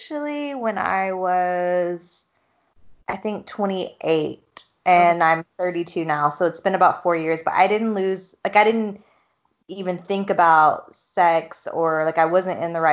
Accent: Georgia, United States; moved away; I'm from Georgia and it's like very conservative.

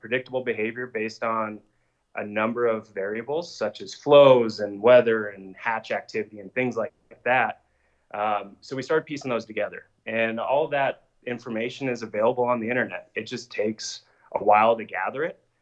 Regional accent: Evergreen, Colorado, United States; growing up in Evergreen, we both did

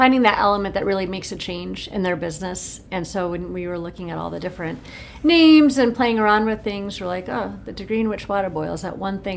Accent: Rockford, Illinois, United States; moved away as an adult; also born or lived in Chicago, Illinois / Utah; now in Anderson, Indiana, United States; I'm from Rockford, Illinois, right outside Chicago

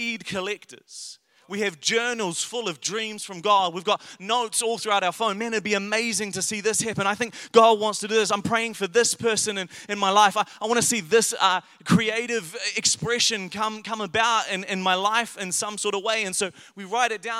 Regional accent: Paraparaumu, Wellington, New Zealand; I grew up in Wellington, in Paraparaumu, and it was a lower decile school

